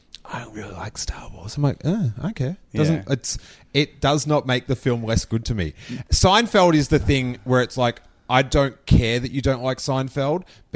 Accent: Rosebud, Victoria, Australia; Where I grew up in this little town called Rosebud

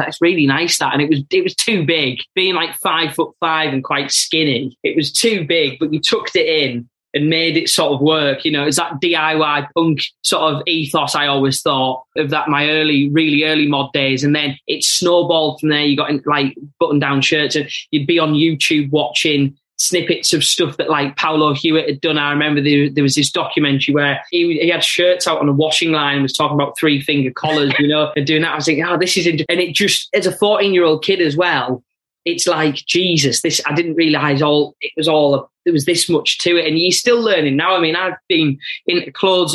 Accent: Middlesbrough, North East England, United Kingdom; a kid growing up in Middlesbrough at that time

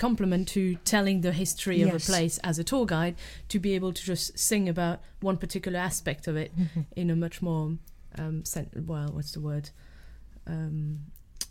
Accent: Belgium; now in London, United Kingdom; I'm from Belgium

